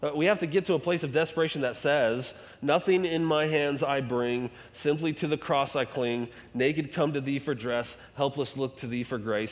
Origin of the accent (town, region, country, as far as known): United States